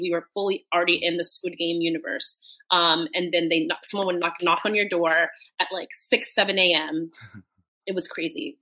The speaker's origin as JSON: {"language": "English", "country": "United States", "tie": "born or raised there", "moved": "as an adult", "lives_now": "London, United Kingdom", "said": "you and I are from the same hometown, so we're both American. But I mm-hmm. now um, live in the UK, live in London"}